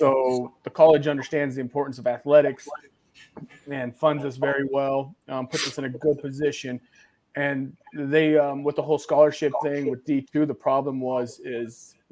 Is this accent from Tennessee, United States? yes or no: yes; Chattanooga, Tennessee, United States; also born or lived in Illinois; I grew up in this area. I grew up in Chattanooga. I went to high school in Chattanooga